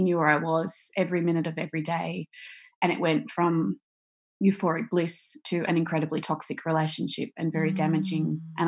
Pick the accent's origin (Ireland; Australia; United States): Australia; So I am Australian. I live in Victoria, as we just talked about, on the beach